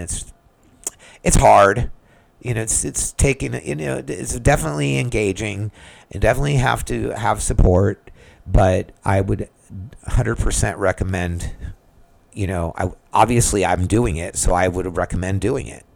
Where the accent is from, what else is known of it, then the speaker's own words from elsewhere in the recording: United States; I'm just an American